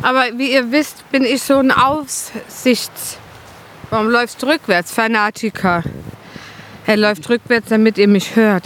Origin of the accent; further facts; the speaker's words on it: Germany; als Kind mal, also das war bei uns daheim im Westerwald